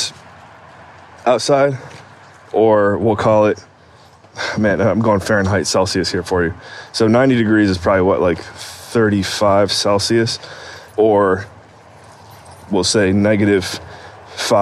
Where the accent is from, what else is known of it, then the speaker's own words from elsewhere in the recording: Cleveland, Ohio, United States; moved away; Growing up in Cleveland, Ohio